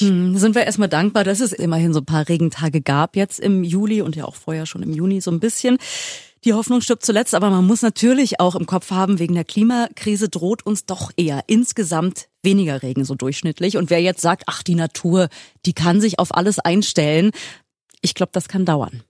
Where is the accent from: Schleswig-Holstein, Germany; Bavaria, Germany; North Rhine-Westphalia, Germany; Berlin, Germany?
Berlin, Germany; als gebürtige Spandauerin